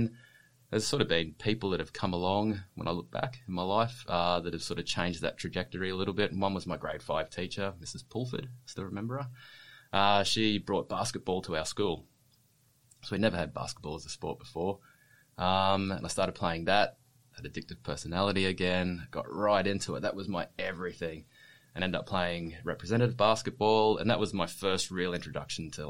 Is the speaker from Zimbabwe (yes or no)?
no; Brisbane, Queensland, Australia; now in Sunshine Coast, Australia; I grew up on the south side of Brisbane